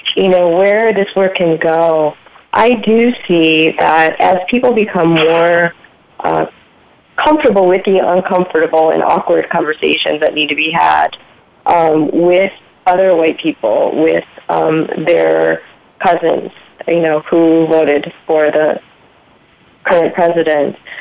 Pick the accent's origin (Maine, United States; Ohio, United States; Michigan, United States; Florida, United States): Michigan, United States; where actually where I grew up in Michigan